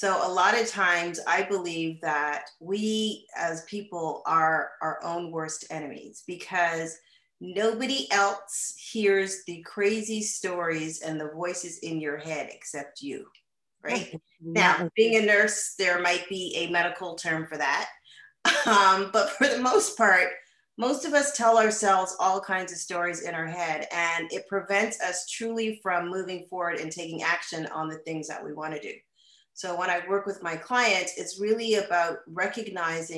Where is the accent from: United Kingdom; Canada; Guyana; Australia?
Canada; moved away as an adult; now in United States; I am originally from Canada, born and raised. I moved to the United States some 20 years ago.